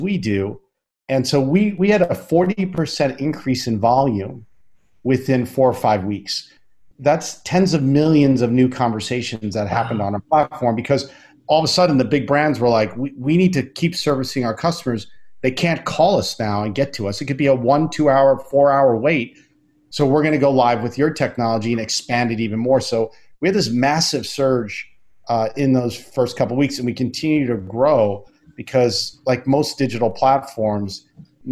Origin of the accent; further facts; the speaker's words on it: Long Island, New York, United States; I went to the library where I grew up on Long Island